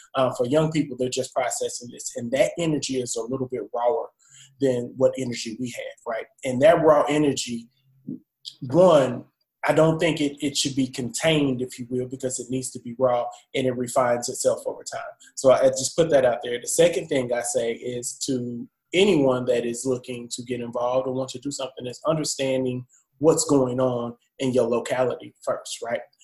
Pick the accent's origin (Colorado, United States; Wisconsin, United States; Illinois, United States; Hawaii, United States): Illinois, United States; Champaign; also born or lived in Jackson, Mississippi; I'm originally from Champaign, Illinois